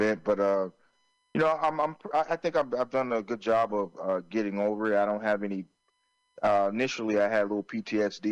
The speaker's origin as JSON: {"language": "English", "town": "Florence", "region": "South Carolina", "country": "United States", "tie": "born or raised there", "said": "where I grew up in Florence, South Carolina"}